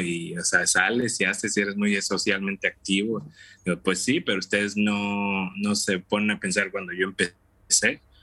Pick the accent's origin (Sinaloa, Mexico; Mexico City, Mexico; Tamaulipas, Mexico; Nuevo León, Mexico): Tamaulipas, Mexico; Tampico; moved away as an adult; also born or lived in Matamoros, Mexico; now in Dallas, United States; yo soy originario de Tampico, Tamaulipas, México.